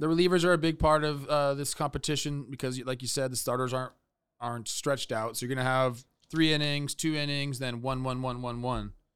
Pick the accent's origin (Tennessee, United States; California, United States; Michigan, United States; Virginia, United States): California, United States; Los Angeles; I'm from Los Angeles, okay? I was two years old when this was going